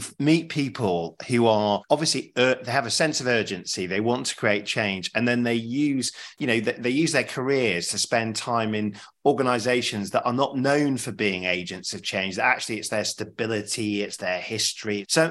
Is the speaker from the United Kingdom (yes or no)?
yes; Sheffield, Yorkshire and the Humber, United Kingdom; I know Sheffield very well. I'm from Sheffield, Sheffield myself